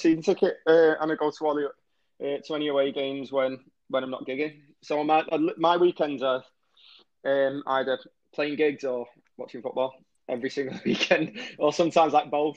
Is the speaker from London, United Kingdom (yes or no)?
no; Warrington, North West England, United Kingdom; I was born in Warrington, which is a town, if you don't know, right in between Manchester and Liverpool, and that's where we live now.